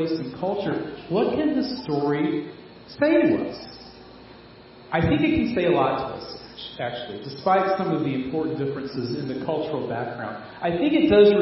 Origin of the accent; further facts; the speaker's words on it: Fayetteville, North Carolina, United States; I'm from Fayetteville